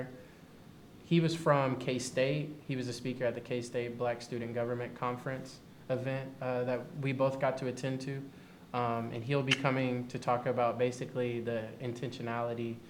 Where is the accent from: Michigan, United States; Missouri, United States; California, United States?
Missouri, United States; Kansas City; I am from Kansas City, Missouri